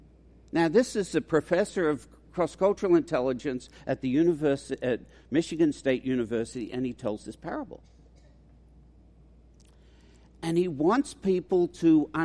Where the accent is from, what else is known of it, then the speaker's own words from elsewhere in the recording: Australia; accent: mongrel accent; moved away as an adult; now in United States; It's a mongrel accent. I'm an Australian, but I've lived here for 40 years.